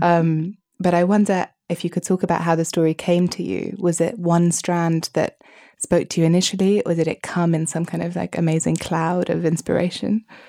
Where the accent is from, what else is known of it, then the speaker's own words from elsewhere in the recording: United Kingdom; as a Brit